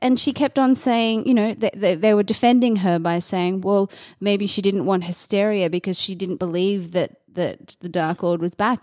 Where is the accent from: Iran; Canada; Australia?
Australia; being an Australian